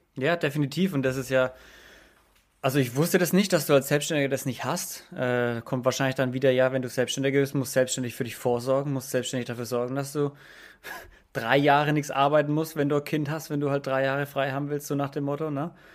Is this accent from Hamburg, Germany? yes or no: no; Franconia, Bavaria, Germany; ich komme jetzt aus Franken